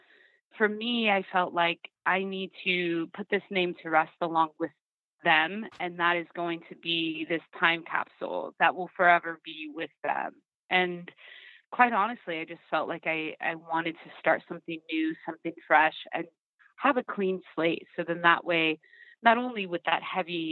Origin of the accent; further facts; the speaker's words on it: Sacramento, California, United States; moved away; I'm in Sacramento, like I was saying, and it's my hometown, and it's where I grew up and really taught myself how to sing and perform